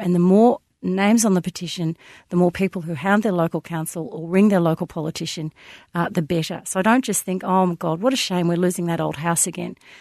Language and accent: English; Melbourne, Victoria, Australia; I grew up in the Bayside suburbs